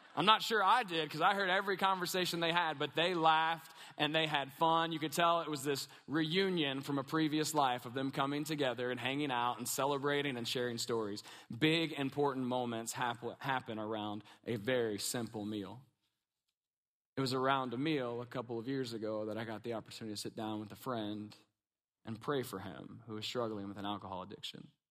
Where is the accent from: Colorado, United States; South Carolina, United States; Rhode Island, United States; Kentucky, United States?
Kentucky, United States; We're from Kentucky, a little bit redneck